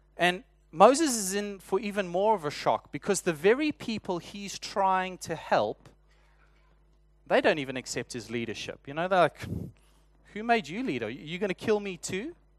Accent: South Africa; accent: South African; moved away; my South African accent

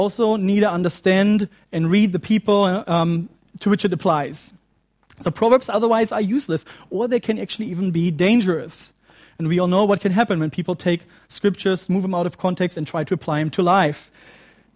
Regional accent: Germany; moved away; my home country of Germany

